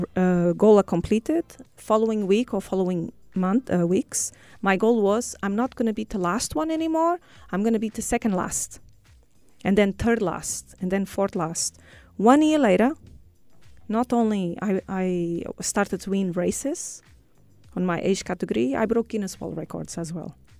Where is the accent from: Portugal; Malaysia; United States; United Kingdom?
Portugal; moved away as an adult; now in United Arab Emirates; from Portugal.